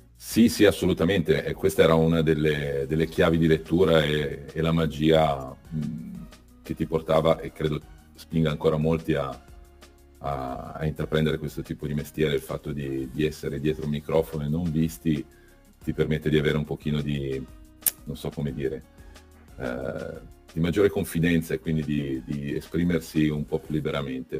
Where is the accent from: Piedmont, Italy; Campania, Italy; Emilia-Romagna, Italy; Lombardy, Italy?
Piedmont, Italy; Cuneo; moved away as an adult; sono cresciuto a Cuneo